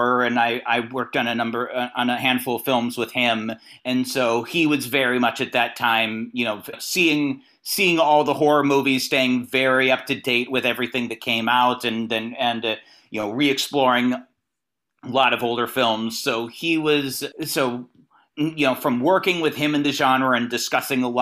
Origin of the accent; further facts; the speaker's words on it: Northern California, United States; moved away as an adult; now in Los Angeles, United States; I'm from the NorCal region originally